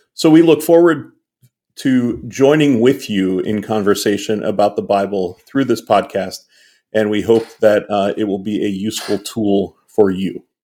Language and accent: English; Western Pennsylvania, United States; we are two middle-aged cis het white guys who were both born and raised in Western Pennsylvania